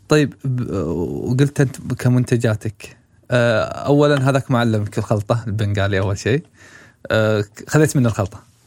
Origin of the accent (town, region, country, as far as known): Saudi Arabia